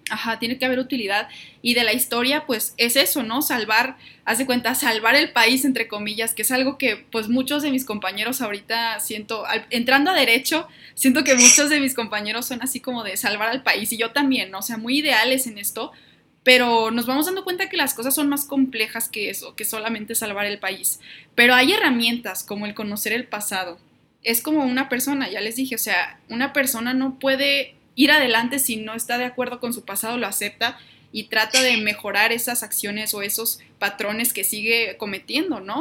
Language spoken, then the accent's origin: Spanish; Mexico; como mexicanos